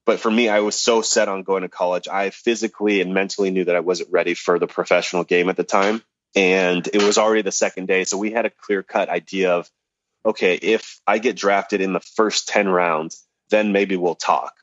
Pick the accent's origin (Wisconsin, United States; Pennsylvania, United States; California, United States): California, United States; Los Angeles; also born or lived in Hollywood; I was born in Hollywood, but I grew up in the San Fernando Valley.